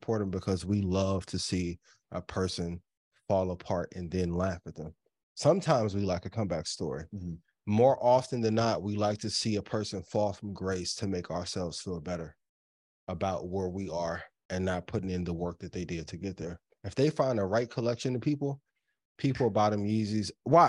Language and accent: English; East Chicago, Indiana, United States; I'm from East Chicago, Indiana.